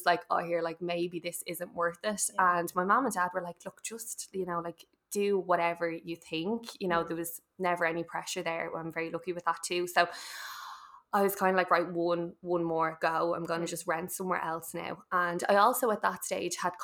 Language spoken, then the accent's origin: English; Dublin, Leinster, Ireland; now in Swords, Ireland; I'm from Carpentersdown, we moved over to Swords